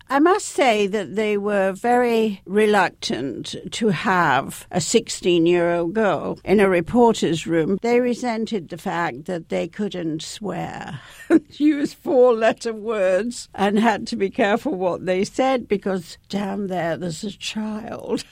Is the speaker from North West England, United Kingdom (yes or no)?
no; Leeds, Yorkshire and the Humber, United Kingdom; I was growing up in, in the north of England, where I come from, and of course, I come from Leeds.